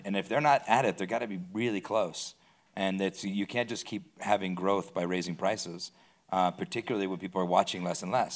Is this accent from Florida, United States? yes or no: no; Phoenix, Arizona, United States; I grew up in Phoenix, Arizona, in a small, just a very small movie market.